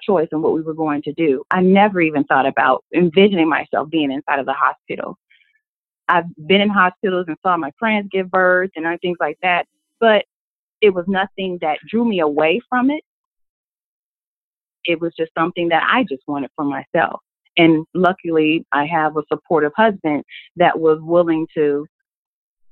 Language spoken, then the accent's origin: English; Minneapolis, Minnesota, United States; now in Atlanta, United States; I am originally from Minnesota, Minneapolis